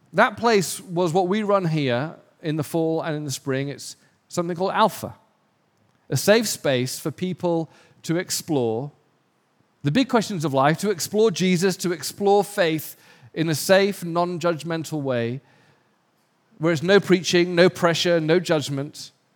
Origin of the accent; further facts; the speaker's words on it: England, United Kingdom; now in Los Angeles, United States; because I'm English